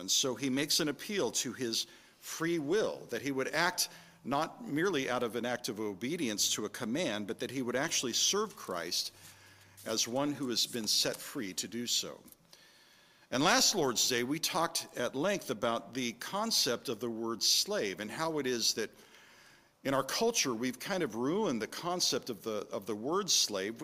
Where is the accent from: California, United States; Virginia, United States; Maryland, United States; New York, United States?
California, United States; moved away; also born or lived in San Francisco Bay Area, California / Minnesota; having grown up in California